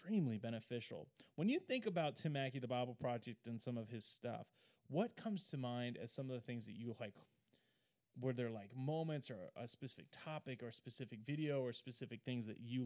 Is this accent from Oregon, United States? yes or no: yes; Oregon, United States; I grew up in Oregon